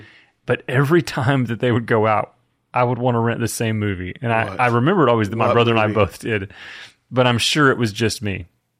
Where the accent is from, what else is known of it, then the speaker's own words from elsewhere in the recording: Dallas, Texas, United States; I grew up in Dallas, Fort Worth.